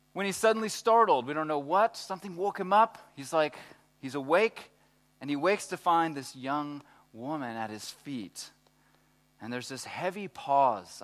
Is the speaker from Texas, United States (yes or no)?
yes; Texas, United States; I'm from Texas